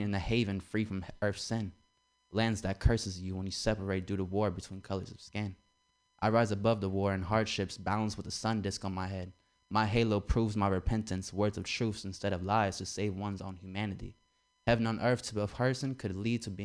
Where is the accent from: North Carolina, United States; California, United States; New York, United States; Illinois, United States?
California, United States; San Francisco; I'm actually from San Francisco, Petrel Hill